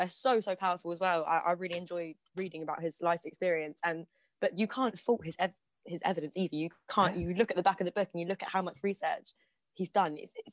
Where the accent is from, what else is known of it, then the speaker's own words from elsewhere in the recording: London, United Kingdom; I was privileged to grow up in a really nice little part of West London